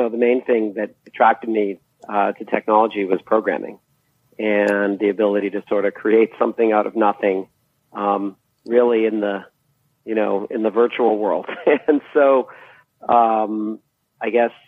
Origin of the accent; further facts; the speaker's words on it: Boston, Massachusetts, United States; moved away as an adult; also born or lived in East Coast of the U.S.; now in California, United States; I grew up, you know, where some of the more, origin companies of the computer revolution were, Digital Equipment Corporation, companies like that, that were in the Boston area